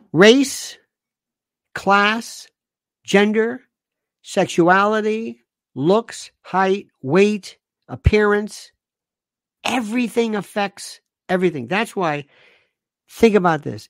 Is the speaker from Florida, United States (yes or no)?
yes; Florida, United States; I'm from the South. I'm from Florida